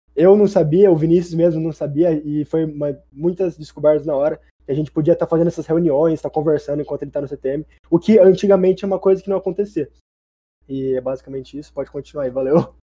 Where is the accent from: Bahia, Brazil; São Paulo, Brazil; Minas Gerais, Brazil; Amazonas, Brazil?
São Paulo, Brazil; Bauru; eu sou de Bauru